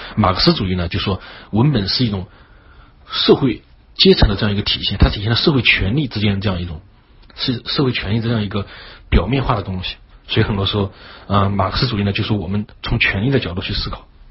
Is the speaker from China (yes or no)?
yes; China; 因为我们中国人很讲究实用嘛